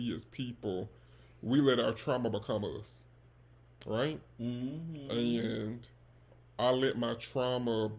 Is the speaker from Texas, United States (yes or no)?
no; Birmingham, Alabama, United States; I am from Alabama. I'm not from the West Coast. I'm from the South, if you could not tell. The 205 to be specific.